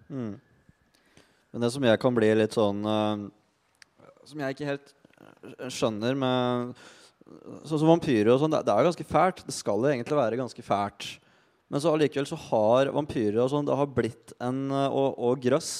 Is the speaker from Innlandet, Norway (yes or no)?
yes; Bagn, Innlandet, Norway; moved away; jeg kommer fra Bang i Valdres. Lita bygd hvor hvis du ikke henger på bensinstasjonen eller er ute og råner, så sitter du inne og driver med dine egne ting.